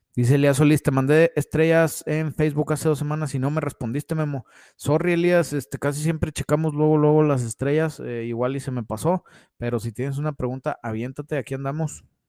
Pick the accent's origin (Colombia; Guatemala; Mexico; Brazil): Mexico; Saltillo, Coahuila; Estamos en Saltillo, Coahuila y de aquí soy